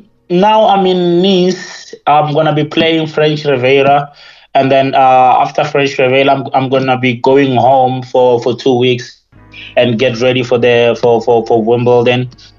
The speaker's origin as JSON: {"language": "English", "region": "Limpopo", "country": "South Africa", "said": "and also the fact that, you know, we're from Limpopo, and you know, this is just unbelievable."}